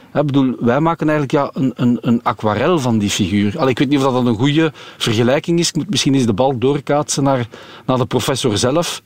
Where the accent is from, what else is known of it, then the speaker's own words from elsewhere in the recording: Belgium; als, als Belg